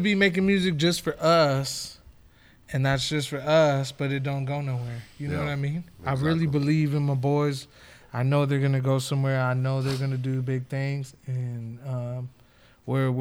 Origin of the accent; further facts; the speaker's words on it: upstate New York, United States; moved away; also born or lived in San Antonio, Texas; I was raised in New York. I'm from upstate